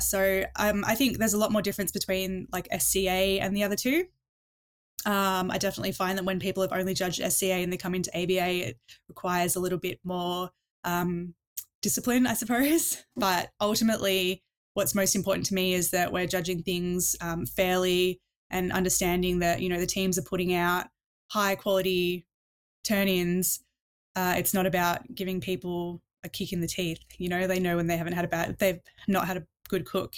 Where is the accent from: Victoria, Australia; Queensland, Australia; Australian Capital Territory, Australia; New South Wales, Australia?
Victoria, Australia; Melbourne; moved away; it's actually my hometown, so it was great to go home